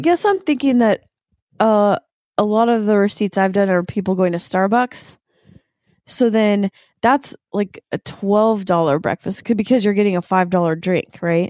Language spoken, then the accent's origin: English; the Eastside, Washington, United States; I grew up on the East Side